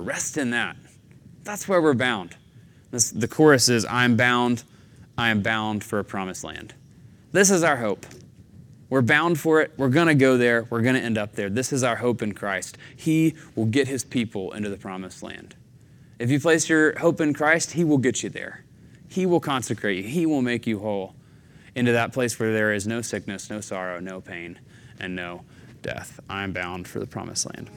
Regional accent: Chattanooga, Tennessee, United States; moved away; growing up in the Southeast in Chattanooga

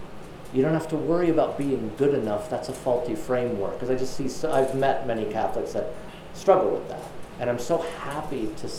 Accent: Texas, United States; And as a Texan Baptist, the emphasis I always saw was you don't need a mediator, you take your sins straight to God.

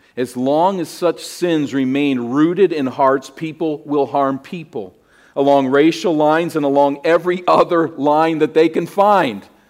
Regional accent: United States; my identity as an American

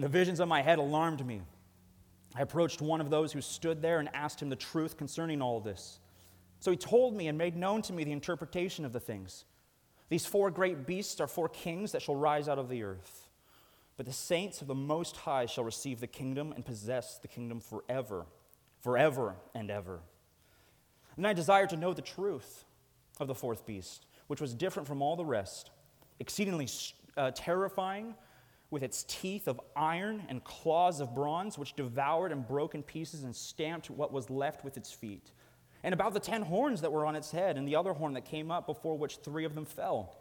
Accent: Snohomish, Washington, United States; I'm from Snohomish. And one of the guys that's on staff at their church, I used to go to high school

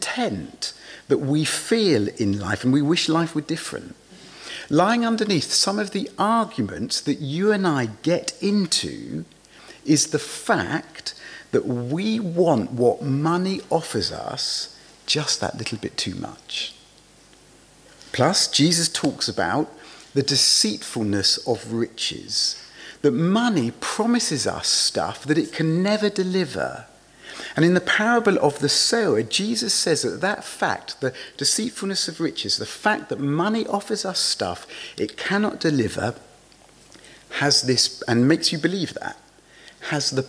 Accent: England, United Kingdom; being English, I was brought up to believe that there are some things that polite people never talk about

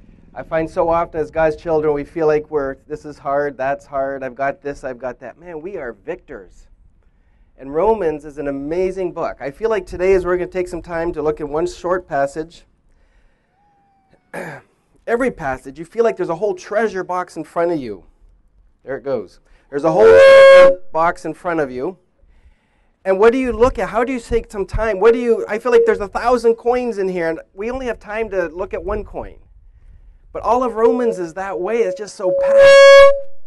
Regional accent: Indonesia; Like Pastor Jeff said, I grew up in Indonesia

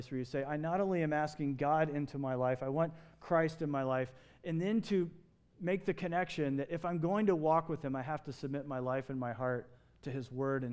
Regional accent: Kentucky, United States; moved away as an adult; now in Phoenix, United States; I grew up in Kentucky. I spent all my high school years there.

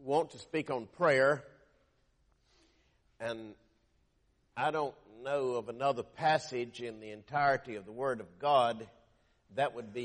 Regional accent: Lumberton, North Carolina, United States; my hometown of Lumberton, North Carolina

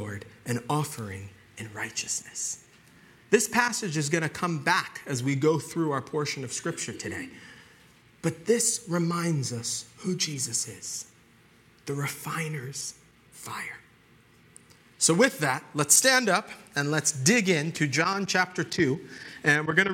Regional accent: Long Island, New York, United States; moved away; I grew up on Long Island.

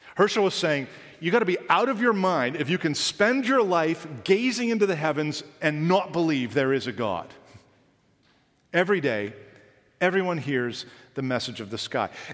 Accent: Canada; Being a Canadian

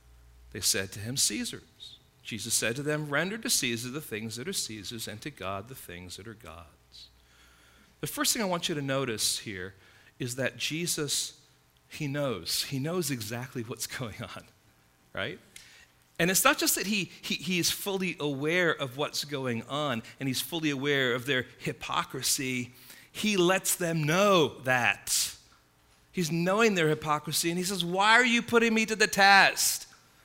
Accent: Midwest, United States; moved away; I came from the Midwest, you know, a number of years ago

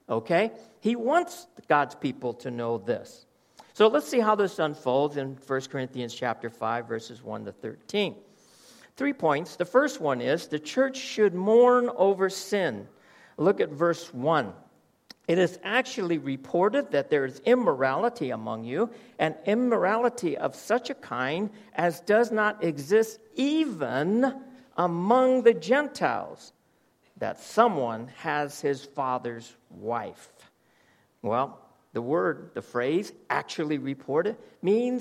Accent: United States; moved away; I come from America

